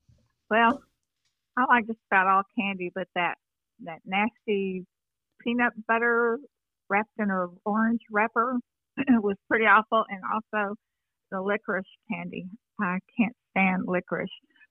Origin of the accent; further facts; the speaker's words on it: Houston, Texas, United States; I've always lived in Texas, born and raised.